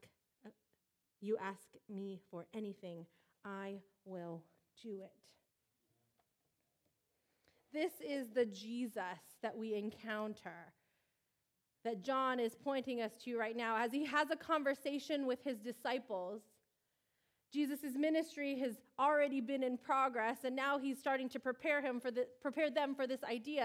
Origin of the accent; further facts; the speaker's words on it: Riverside, California, United States; also born or lived in Michigan / San Diego; a California girl in the Midwest who has never been comfortable in degrees under 80 since I grew up in Riverside